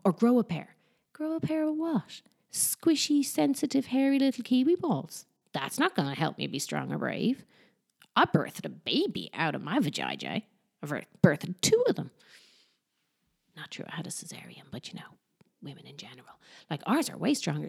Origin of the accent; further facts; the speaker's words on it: Ireland; now in Barcelona, Spain; I'm from Ireland, but I live in Barcelona